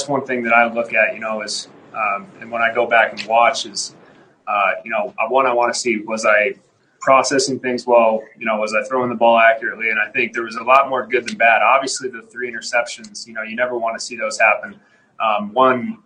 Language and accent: English; the Northwest, Pacific Northwest, United States; moved away; growing up in the Northwest and, you know, playing at Boise State